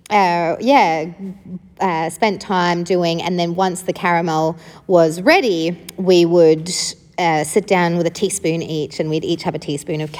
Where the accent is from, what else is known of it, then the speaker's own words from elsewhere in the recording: South Africa; starting at the beginning with where I grew up, I grew up in South Africa